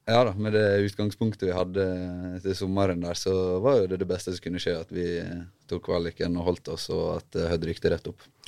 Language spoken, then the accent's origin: Norwegian; Ulsteinvik, Møre og Romsdal, Norway; moved away; jeg er født og oppvokst i Ulsteinvik